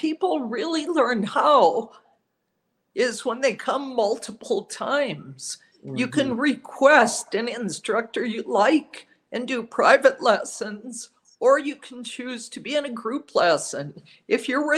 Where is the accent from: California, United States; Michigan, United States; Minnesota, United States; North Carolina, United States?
Minnesota, United States; Minneapolis; now in Santa Fe, United States; I grew up in Minneapolis. I've been in Santa Fe for 40 years